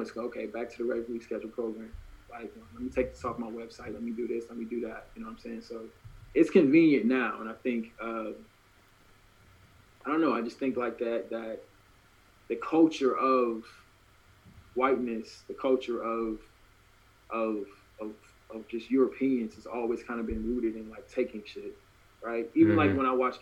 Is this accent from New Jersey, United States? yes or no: no; Norcross, Georgia, United States; moved away as an adult; also born or lived in Nashville, Tennessee; now in Oregon, United States; I was born in Nashville, Tennessee, and I was raised in Norcross, Georgia, so which is a suburb of Atlanta